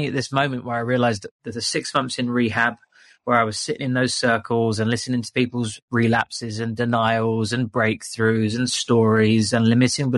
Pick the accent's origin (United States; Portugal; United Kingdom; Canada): United Kingdom; London; moved away as an adult; also born or lived in England; now in Bali, Indonesia; I was from London